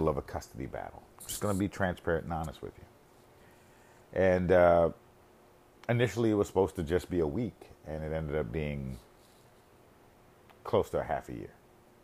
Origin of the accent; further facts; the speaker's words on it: United States; I grew up in America